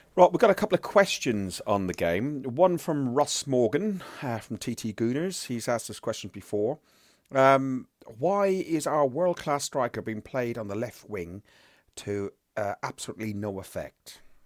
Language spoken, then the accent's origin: English; Ireland; I'm Irish